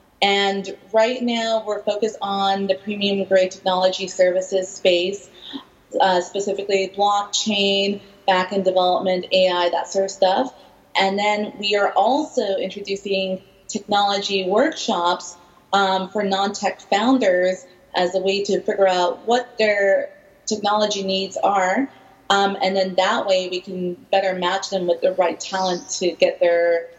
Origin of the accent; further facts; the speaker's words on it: Vancouver, British Columbia, Canada; I'm originally from Vancouver, but I've been living multiple places my whole life.